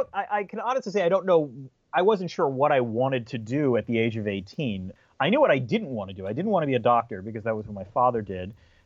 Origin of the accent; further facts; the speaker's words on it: Syracuse, New York, United States; born there; also born or lived in 7 or 8 different places; I was born in Syracuse, New York, but by the time I was 10 years old, we had lived in 7 or 8 different places.